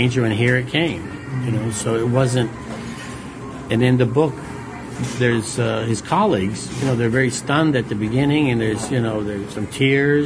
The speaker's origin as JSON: {"language": "English", "town": "Gardena", "region": "California", "country": "United States", "tie": "born or raised there", "said": "where I grew up in Gardena, the Asians were almost all Japanese"}